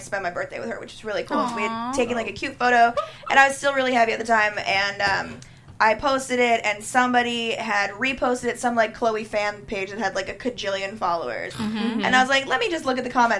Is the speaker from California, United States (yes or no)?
yes; Los Angeles, California, United States; moved away; also born or lived in Nashville; I grew up in Los Angeles, was born and raised in Los Angeles